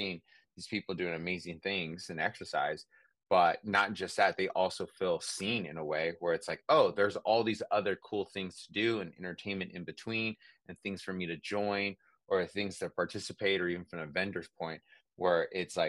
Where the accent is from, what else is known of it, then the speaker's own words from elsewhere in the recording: San Francisco, California, United States; I'm from San Francisco, Bay Area